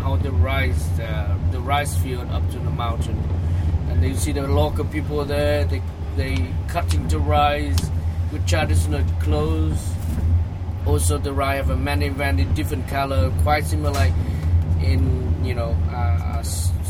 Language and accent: English; Ha Long, Quang Ninh, Vietnam; English is a second language; I'm from Ha Long Bay. I grew up there.